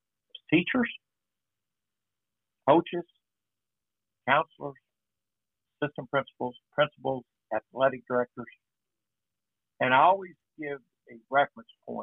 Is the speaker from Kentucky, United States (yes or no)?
yes; Louisville, Kentucky, United States; I grew up on Central Avenue